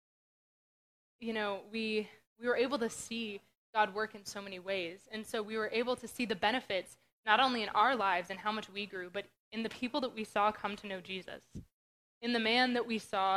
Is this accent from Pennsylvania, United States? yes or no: yes; Western Pennsylvania, United States; moved away; I grew up in Western Pennsylvania.